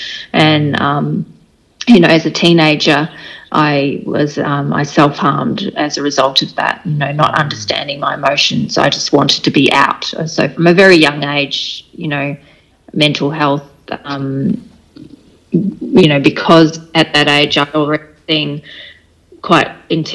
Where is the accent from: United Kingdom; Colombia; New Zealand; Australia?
New Zealand; Takapuna, Auckland; born there; I was born in Takapuna in Auckland in New Zealand.